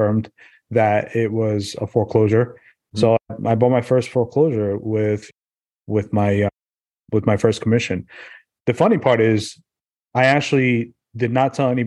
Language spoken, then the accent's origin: English; New York City, New York, United States; now in New Jersey, United States; I grew up in Brooklyn, New York